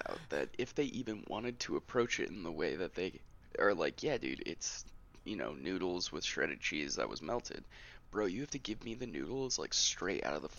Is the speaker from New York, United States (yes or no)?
no; Virginia, United States; I'm not like a person like who's like, I'm from Virginia and proud.